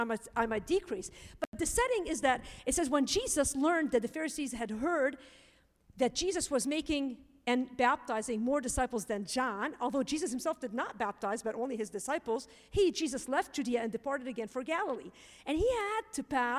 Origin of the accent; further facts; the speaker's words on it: Lebanon; I'm Lebanese